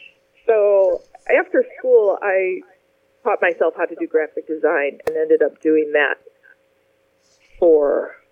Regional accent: Livonia, Michigan, United States; also born or lived in Detroit; Well, I was born in Detroit, and I grew up just outside Detroit in Livonia, Michigan, primarily.

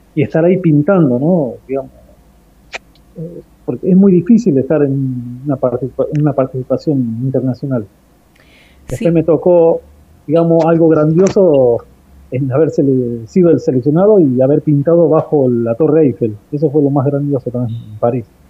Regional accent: Argentina; soy artista argentino

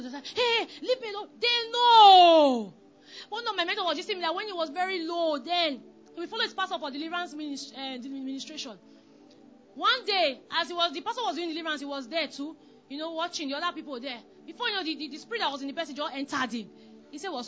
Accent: Delta, Nigeria; I was from Delta State, Delta Igbo

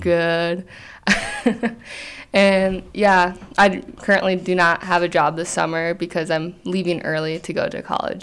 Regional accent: Red Wing, Minnesota, United States; I grew up in Red Wing, Minnesota, and I've really enjoyed the community here.

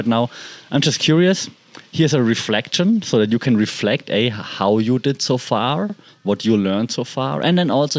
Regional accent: Germany; English is a second language; moved away as an adult; I'm not a native speaker, right? I'm from Germany, but I mean, I've been living and working in English-speaking countries

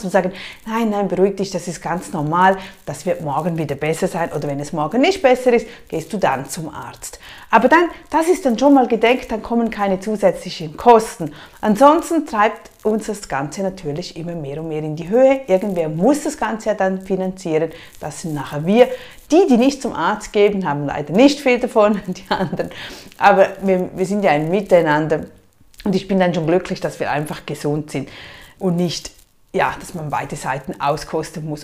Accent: Switzerland; bei uns in der Schweiz

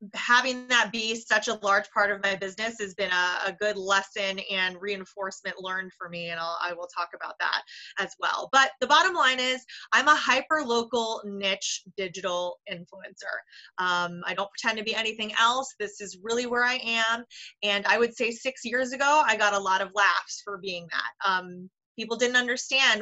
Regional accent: Boca Raton, Florida, United States; moved away as an adult; also born or lived in New York City; I'm one of those rare people who was actually born and raised down here. I'm not a transplant, but I am a boomerang in that I grew up in Boca

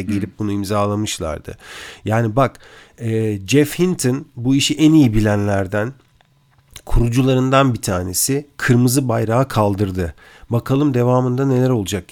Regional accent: Turkey; moved away; yurt dışında yaşayan bir Türk olarak

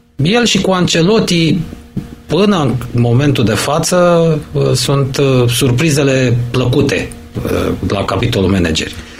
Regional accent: Romania; suntem români

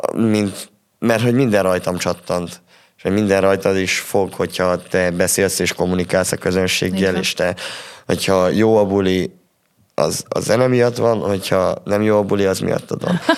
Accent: Transylvania, Romania; erdélyiek vagyunk

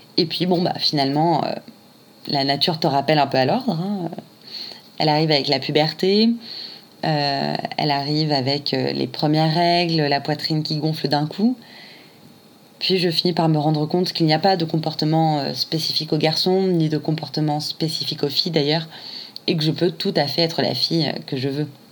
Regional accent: Réunion; now in Paris, France; je suis originaire de l'île de la Réunion et je suis aujourd'hui euh, à Paris

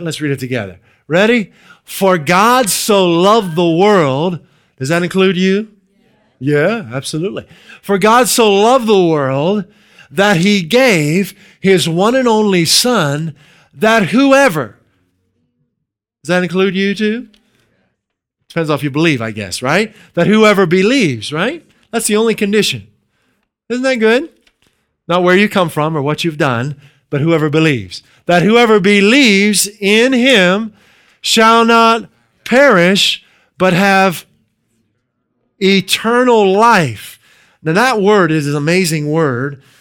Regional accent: near Pittsburgh, Western Pennsylvania, United States; moved away as an adult; now in New England, United States; We're originally from Western Pennsylvania. near the Pittsburgh area.

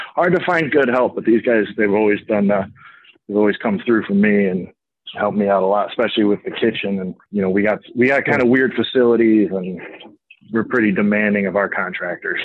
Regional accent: Lake Forest, Illinois, United States; born or raised there

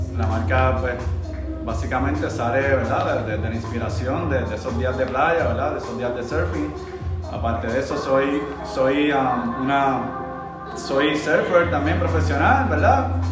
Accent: Manatí, Puerto Rico; nacido y criado en Manatí, Puerto Rico, específicamente en la playa la Poza de las Mujeres, Las Palmas

